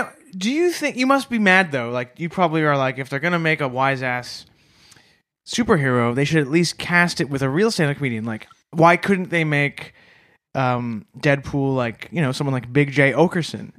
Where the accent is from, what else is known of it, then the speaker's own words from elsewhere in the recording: Canada; as a Canadian